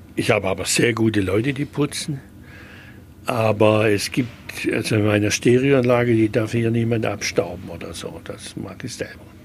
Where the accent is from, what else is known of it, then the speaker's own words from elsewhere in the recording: Schwäbisch Gmünd, Baden-Württemberg, Germany; now in Stuttgart, Germany; in Schwäbisch Gmünd, wo ich aufgewachsen bin